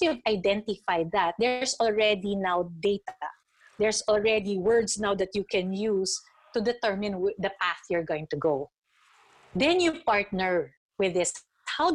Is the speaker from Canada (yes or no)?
no; Philippines; being a Filipino